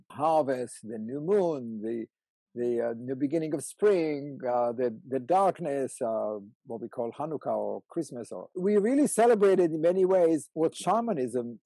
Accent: Israel; moved away; I was born in Israel. In a kibbutz

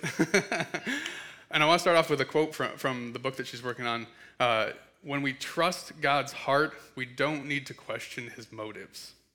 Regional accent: Michigan, United States; also born or lived in Kansas City; I have known Jeremy since I was six, um, and, uh, we grew up in Michigan together.

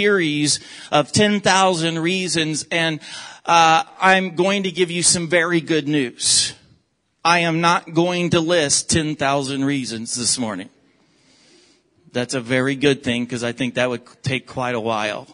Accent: the South, United States; moved away; also born or lived in Oklahoma / Texas; I am from the South, from Oklahoma and Texas

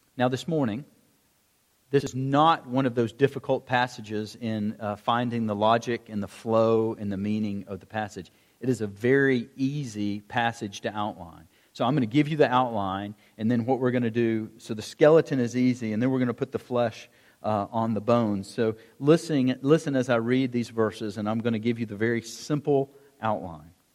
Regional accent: United States; as an American Christian, and that's the only one that I, that's the only culture that I know well

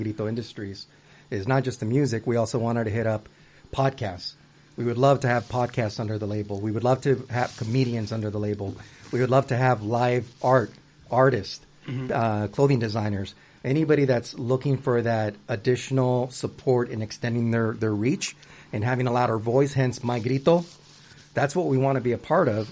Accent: United States; first language Spanish; English is a second language; also born or lived in Huntington Beach, California; my parents are immigrants from Mexico, from Michoacán, and you know, and I was born here as an American, a Mexican American

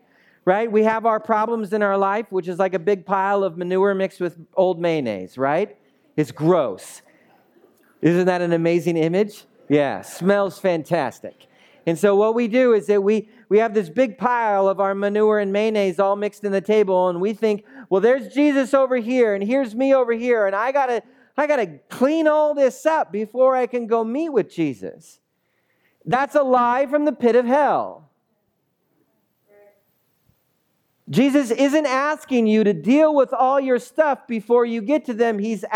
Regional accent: United States; also born or lived in Central Coast of California; Our strategy as American Christians, especially on the Central Coast of California

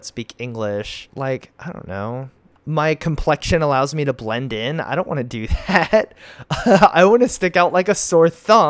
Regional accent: United States; I'm an American.

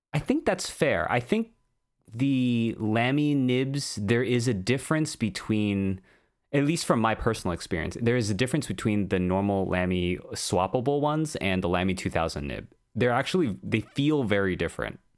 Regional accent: United States; We're both American

